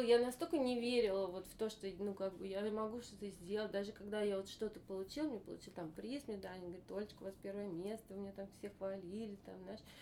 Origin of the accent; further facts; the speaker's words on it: Moscow, Russia; moved away; выросла в Москве